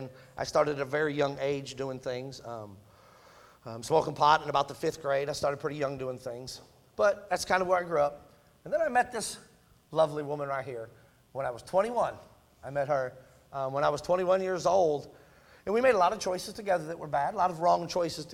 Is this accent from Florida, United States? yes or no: no; Michigan, United States; I'm a Yankee, in case you didn't know that, I'm from Michigan. And that's just what we did growing up